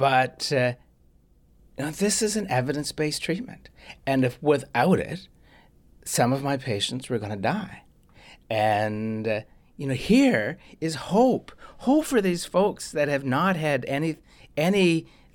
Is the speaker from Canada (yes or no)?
yes; Canada; as a Canadian